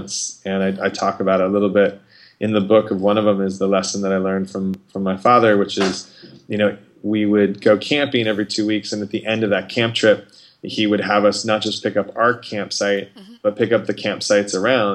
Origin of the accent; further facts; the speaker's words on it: Arizona, United States; also born or lived in Los Angeles; grew up in Arizona